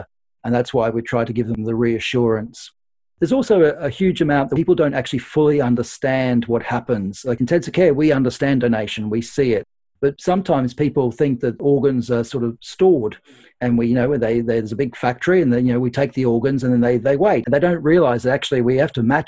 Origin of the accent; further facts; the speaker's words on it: Australia; now in United Kingdom; I'm Australian, and so I have a lot of contacts back home in Australia.